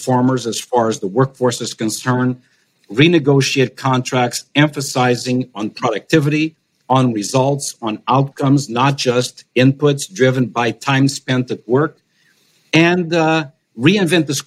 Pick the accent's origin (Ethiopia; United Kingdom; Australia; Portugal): Portugal; now in United States; my home country of Portugal